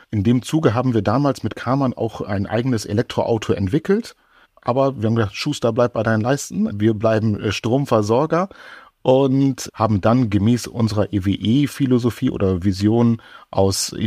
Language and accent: German; Oldenburg, Lower Saxony, Germany; ich komme ja aus Oldenburg und äh, wenn ich von Oldenburg nach Hamburg fahre